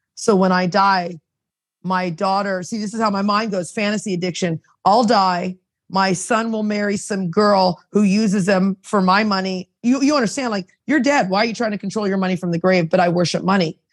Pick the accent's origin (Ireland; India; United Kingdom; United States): United States; now in Toronto, Canada; I was raised in America and then I'm I've been here 30 years in Canada